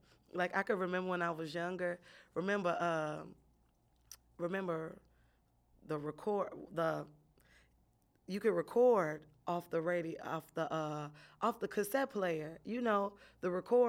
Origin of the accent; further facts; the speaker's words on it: Chicago, Illinois, United States; born and raised in Chicago, right on the west side. But my daddy was in the hundreds, so I'm half hundreds too. But grew up here